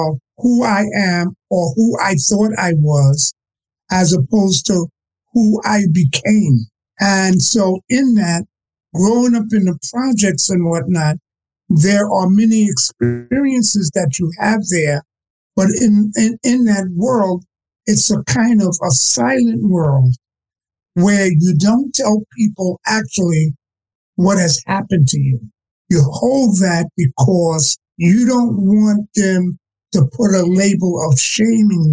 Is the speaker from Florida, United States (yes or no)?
no; New York City, New York, United States; I'm a product of growing up on the Lower East Side, all right, in terms of Alphabet City in New York, and being a project child